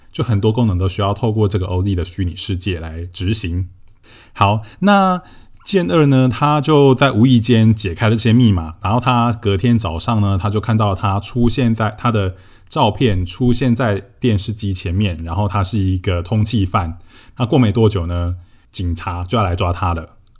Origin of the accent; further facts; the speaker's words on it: Shetou, Changhua County, Taiwan; 我家就是住在彰化社头嘛，我的老家。 然后我的老家是一个三合院，是传统的那种三合院，就是墙壁都是用那种红砖瓦块堆砌而成的。 然后屋顶是用瓦片一片一片堆起来的，所以我家就是那种很传统的三合院